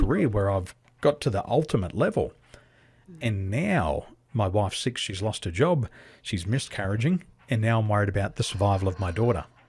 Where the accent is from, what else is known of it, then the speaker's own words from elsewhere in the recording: Australia; moved away as an adult; also born or lived in Dubai / Taiwan; being an Aussie, we live on a big island, but we're a small community